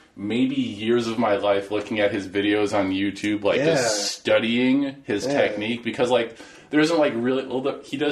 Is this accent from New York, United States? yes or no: yes; Buffalo, New York, United States; also born or lived in California; now in Portland, United States; I'm from Buffalo